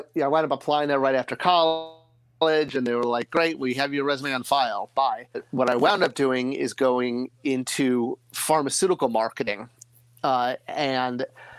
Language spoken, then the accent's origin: English; Connecticut, United States; I grew up in Connecticut